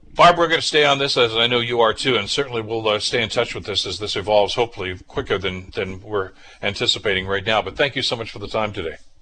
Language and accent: English; Southern Ontario, Canada; somebody who's born and raised in Southern Ontario